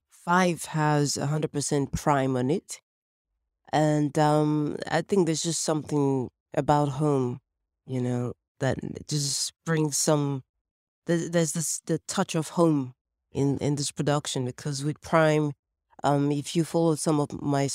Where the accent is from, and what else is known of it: Lagos, Nigeria; born or raised there; also born or lived in Paris, France